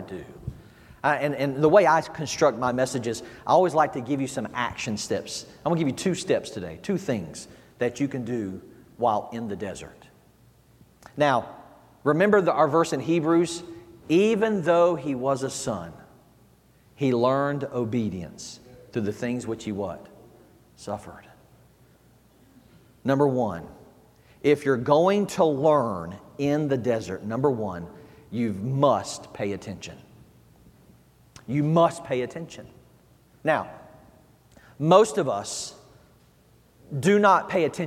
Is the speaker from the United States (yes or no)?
yes; the South, United States; moved away; I'm from the South, as you can tell. We do church a little different down there. You know, we were raised in church down there